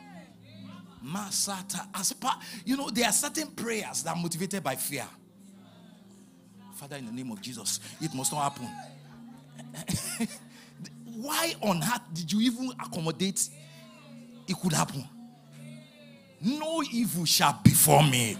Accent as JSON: {"language": "English", "town": "Ibadan", "region": "Oyo", "country": "Nigeria", "tie": "born or raised there", "moved": "yes", "said": "I was born in Ibadan, raised in Ibadan, Ibadan bred"}